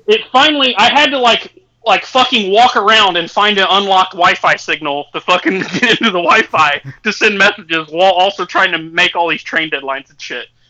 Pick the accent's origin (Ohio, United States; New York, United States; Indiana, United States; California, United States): Indiana, United States; I'm from Indiana